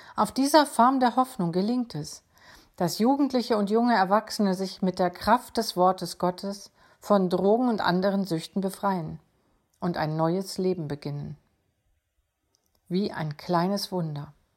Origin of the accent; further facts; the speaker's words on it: Schleswig-Holstein, Germany; Bei uns in Schleswig-Holstein